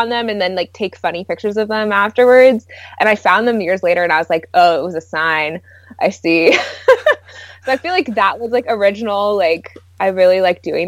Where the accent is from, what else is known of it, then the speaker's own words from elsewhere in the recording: Portland, Oregon, United States; also born or lived in California; I grew up in Portland and I went to Oregon State.